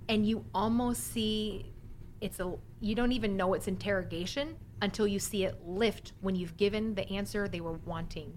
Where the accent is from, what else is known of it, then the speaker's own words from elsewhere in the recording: Virginia Beach, Virginia, United States; now in Texas, United States; I grew up in Virginia Beach